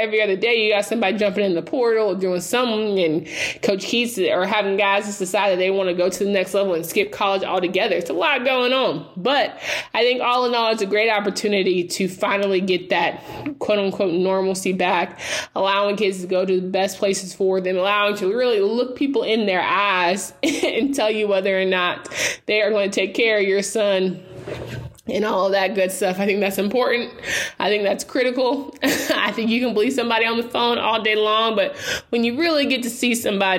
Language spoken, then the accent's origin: English; Raleigh, North Carolina, United States; I did not want to be close to home growing up in Raleigh.